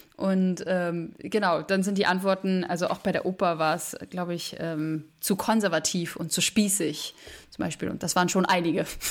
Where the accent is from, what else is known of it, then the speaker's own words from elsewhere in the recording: Berlin, Germany; moved away; also born or lived in Vienna; ich bin 23 Jahre alt und ich komme aus Berlin